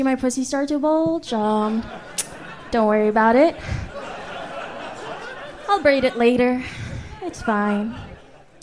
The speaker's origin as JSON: {"language": "English", "country": "Turkey", "tie": "born or raised there", "also_born_or_lived": "Louisiana", "moved": "yes", "lives_now": "United States", "said": "Growing up in Turkey"}